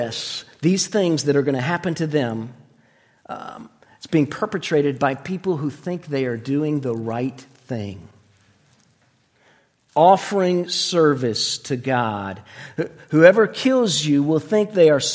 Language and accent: English; Florida, United States; moved away; When I was a little boy, we grew up in Florida